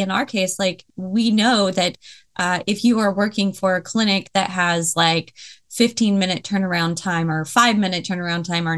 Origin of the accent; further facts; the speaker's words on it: Tacoma, Washington, United States; also born or lived in Seattle; I was from Tacoma. I lived in Seattle for a little bit